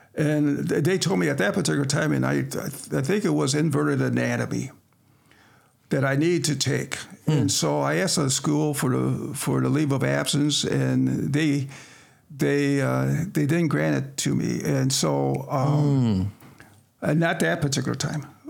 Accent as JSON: {"language": "English", "town": "Sterling", "region": "Illinois", "country": "United States", "tie": "born or raised there", "also_born_or_lived": "Quincy, Illinois", "said": "I was born and raised here in Sterling"}